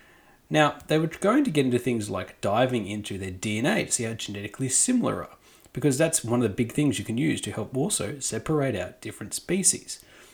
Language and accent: English; Australia